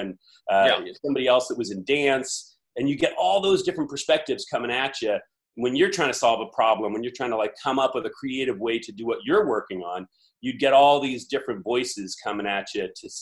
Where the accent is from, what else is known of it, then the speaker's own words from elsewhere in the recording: Campbell, California, United States; also born or lived in Sacramento; born and raised in the Bay Area, South Bay specifically